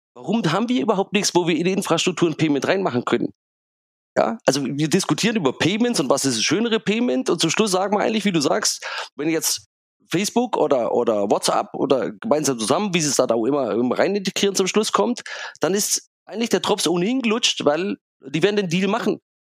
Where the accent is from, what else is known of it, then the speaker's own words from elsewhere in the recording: Germany; als Europäer, als Deutsche, als kritische Technologiebeobachter